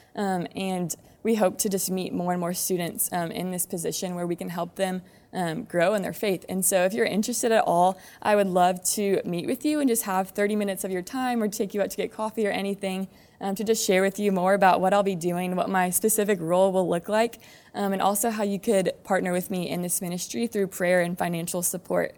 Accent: San Antonio, Texas, United States; I grew up in Alma Heights, um, just around the corner

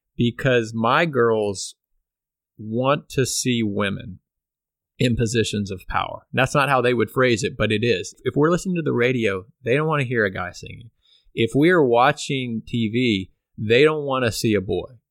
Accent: Pflugerville, Texas, United States; moved away; Pflugerville, Texas, which is a suburb of Austin, Texas, where we all grew up.

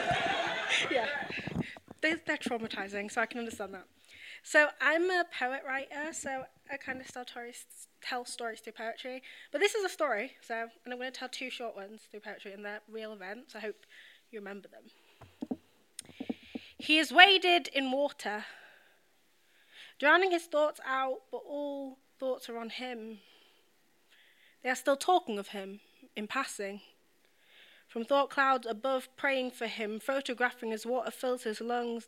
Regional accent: United Kingdom; I'm British, I'm not American.

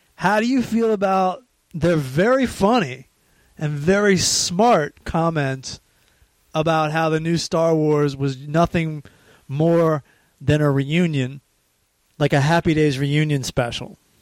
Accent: Maryland, United States; we're from Maryland, we're Hicks, we're not from New York at all

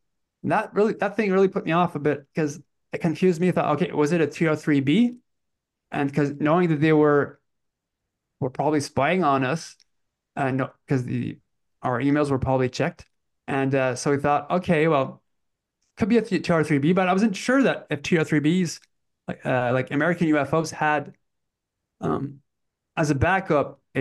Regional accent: Canada; moved away; also born or lived in French Canada; I was brought up in English Canada. So we moved back to French because my parents are French Canadians.

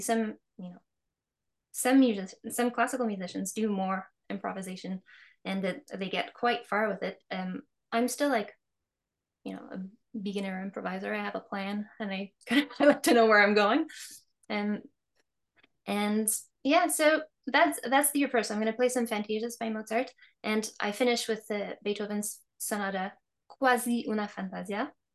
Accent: Quebec, Canada; I was born in Quebec

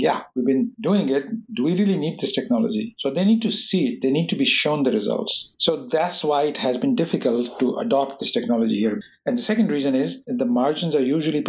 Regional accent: Pakistan; moved away; I grew up in Pakistan

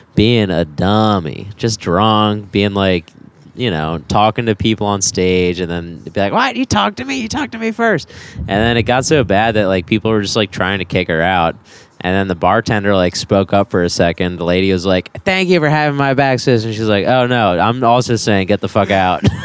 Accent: Baltimore, Maryland, United States; moved away; I'm from Baltimore.

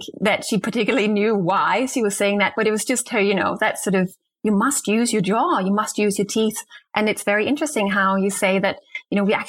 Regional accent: Denmark; moved away; I'm from Denmark originally

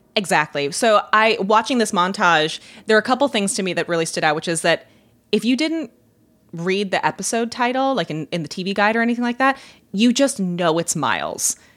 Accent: Ireland; I'm Irish

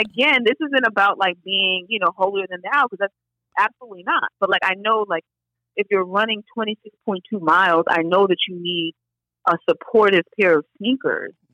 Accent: New York City, New York, United States; I'm from New York

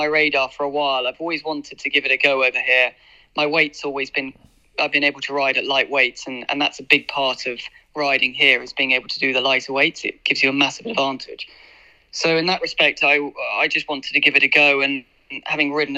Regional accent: United Kingdom; moved away as an adult; being a British jockey

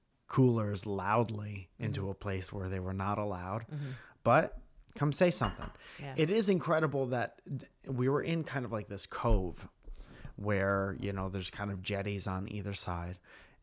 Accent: Northeast, United States; Because I grew up in the Northeast. Mm-hmm. And our beaches, where I'm from, have no waves, and the water is cold and dark, and there are rocks under it.

